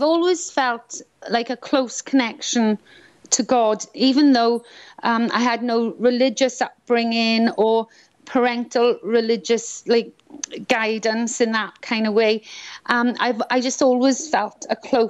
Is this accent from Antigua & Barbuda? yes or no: no; Swansea, Wales, United Kingdom; accent: Welsh; moved away as an adult; also born or lived in Scotland; now in Florida, United States; Swansea. I was born in Swansea, South Wales. And so I'm Welsh, as you can tell maybe by my accent.